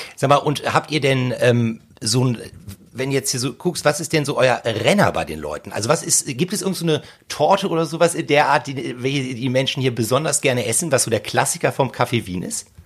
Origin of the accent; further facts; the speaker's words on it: Hamburg, Germany; bei uns in Hamburg